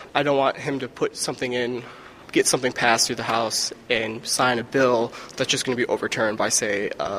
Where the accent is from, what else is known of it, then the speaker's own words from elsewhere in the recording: Waukegan, Illinois, United States; I'm a first-year law student here at Northern Illinois University College of Law. My hometown is Waukegan, Illinois, northern part of the state, right under Wisconsin.